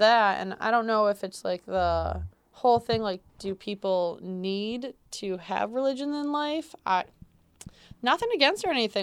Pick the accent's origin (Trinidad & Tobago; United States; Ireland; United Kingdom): United States; central New York; I was born and raised in New York. um, central New York specifically for me